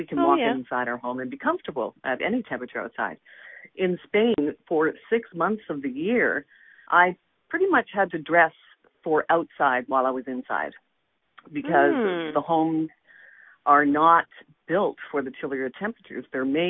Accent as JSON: {"language": "English", "region": "Nova Scotia", "country": "Canada", "tie": "born or raised there", "moved": "yes", "lives_now": "Ontario, Canada", "said": "I'm from Nova Scotia originally."}